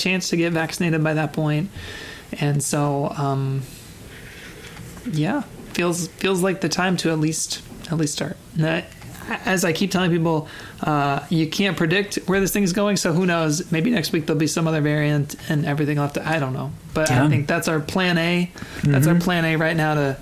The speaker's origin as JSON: {"language": "English", "town": "Chicago", "region": "Illinois", "country": "United States", "moved": "yes", "said": "I'm from Chicago"}